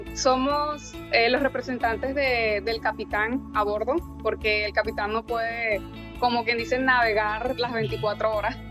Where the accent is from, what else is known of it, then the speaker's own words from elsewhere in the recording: Venezuela; moved away as an adult; now in Dania Beach, United States; yo, igual que mi esposo, somos nativos de Venezuela